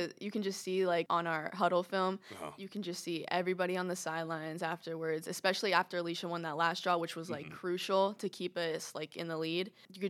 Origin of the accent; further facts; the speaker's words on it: Orlando, Florida, United States; Like Orlando.